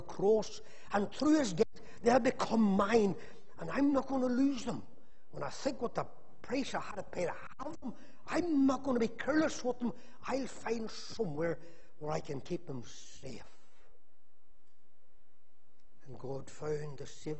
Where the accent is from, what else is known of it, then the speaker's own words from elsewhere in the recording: Magherafelt, Northern Ireland, United Kingdom; Whenever I was a wee boy, growing up in Macclesfield